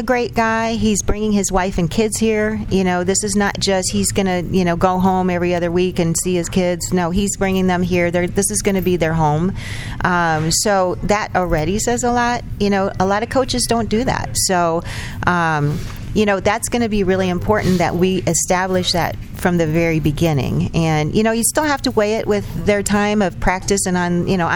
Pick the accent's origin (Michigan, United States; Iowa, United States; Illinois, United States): Iowa, United States; Eldridge; I was born and raised in Eldridge